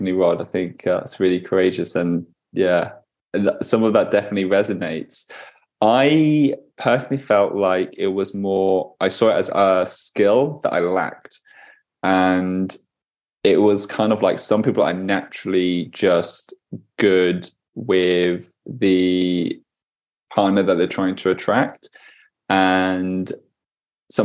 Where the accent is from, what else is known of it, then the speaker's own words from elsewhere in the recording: United Kingdom; Being a British man growing up in the UK in a predominantly very white kind of town, very white kind of school